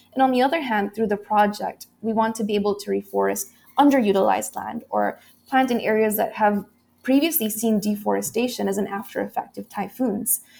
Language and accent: English; Philippines; this typhoon had destroyed about eighty percent of agricultural land in my hometown